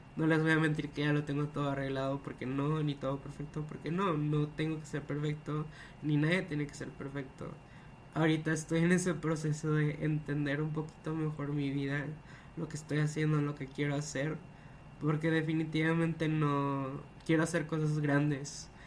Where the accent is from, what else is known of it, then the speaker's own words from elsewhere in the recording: Monterrey, Nuevo León, Mexico; soy Monterrey de México